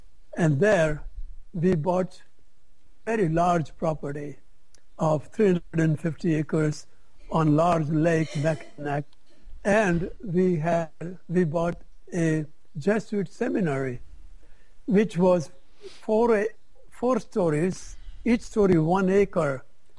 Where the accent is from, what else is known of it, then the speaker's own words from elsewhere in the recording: India; Because when I came from India, I didn't know how to advertise.